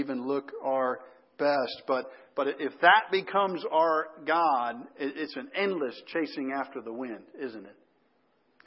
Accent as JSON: {"language": "English", "town": "Chicago", "region": "Illinois", "country": "United States", "tie": "born or raised there", "moved": "yes", "said": "I grew up in the Chicago area."}